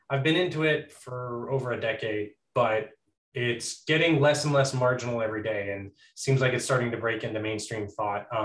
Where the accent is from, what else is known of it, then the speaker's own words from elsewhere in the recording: Texas, United States; I live in Texas. Um, not in any of the big cities, just like in just the central Texas in some medium town. Um, I am a Norwegian citizen and an American citizen. My mom's an immigrant. I was born in Texas